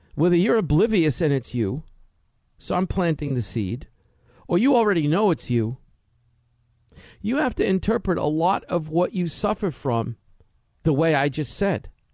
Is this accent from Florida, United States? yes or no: no; New York City, New York, United States; moved away; I grew up in New York City